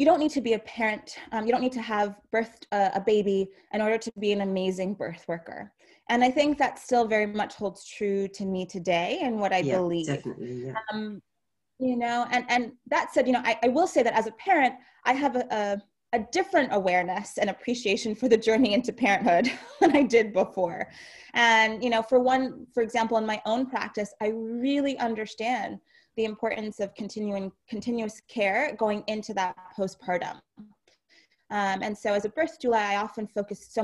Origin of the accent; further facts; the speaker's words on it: New York City, New York, United States; moved away as an adult; now in upstate New York, United States; I grew up in New York City